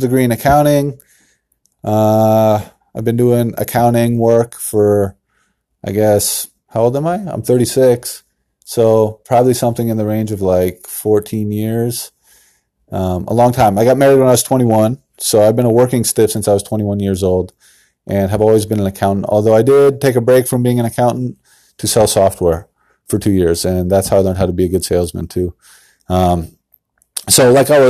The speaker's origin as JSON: {"language": "English", "town": "San Diego", "region": "California", "country": "United States", "moved": "as an adult", "lives_now": "Issaquah, United States", "said": "I moved up from San Diego, California. I'm originally from San Diego."}